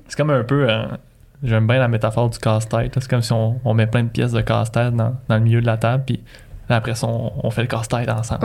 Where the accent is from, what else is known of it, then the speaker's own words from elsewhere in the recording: Magdalen Islands, Quebec, Canada; moved away; je viens des îles de la Madeleine